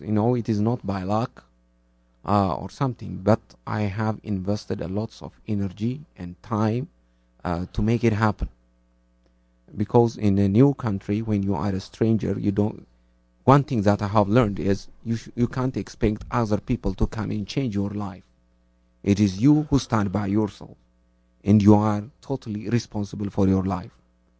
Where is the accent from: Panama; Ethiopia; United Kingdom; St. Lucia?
Ethiopia; moved away as an adult; now in Norway; I'm from Ethiopia, and I identify myself as an Ethiopian.